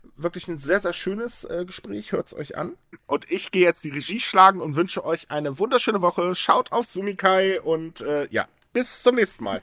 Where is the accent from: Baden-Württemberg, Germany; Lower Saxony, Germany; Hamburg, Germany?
Hamburg, Germany; ich bin Hamburger